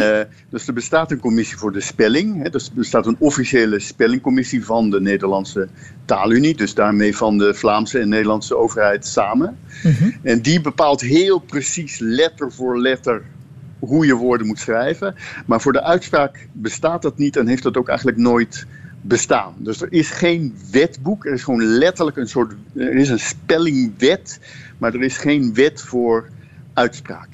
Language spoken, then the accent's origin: Dutch; Netherlands; ik ben zelf een Nederlander